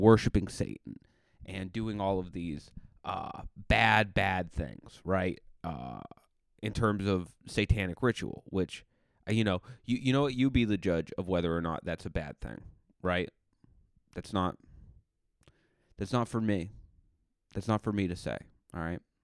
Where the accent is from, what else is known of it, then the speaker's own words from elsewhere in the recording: New England, United States; I'm from New England